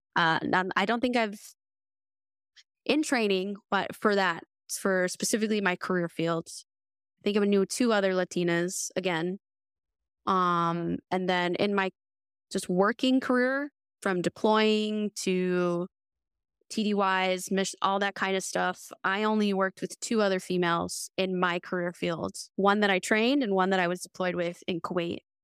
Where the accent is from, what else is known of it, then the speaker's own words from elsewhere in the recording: American South, United States; I not only grew up in two, three different worlds, navigating not, like, just American, but Southern, Peruvian culture